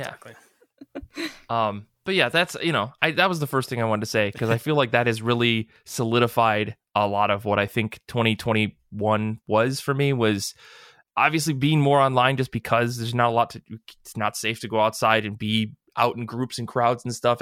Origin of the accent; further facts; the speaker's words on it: Michigan, United States; we're from the Midwest